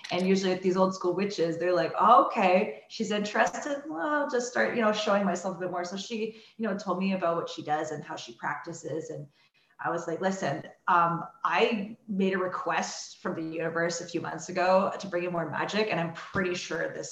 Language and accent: English; Kitchener, Ontario, Canada; I'm from Kitchener.